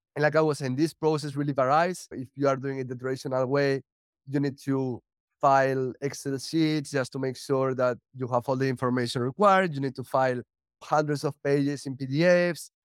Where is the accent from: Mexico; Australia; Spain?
Spain; moved away as an adult; also born or lived in United States; now in Portugal; I'm originally from Spain